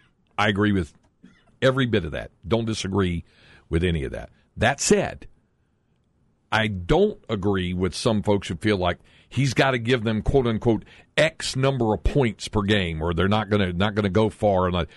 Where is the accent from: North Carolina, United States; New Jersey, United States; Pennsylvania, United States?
North Carolina, United States; moved away; as a kid growing up in North Carolina.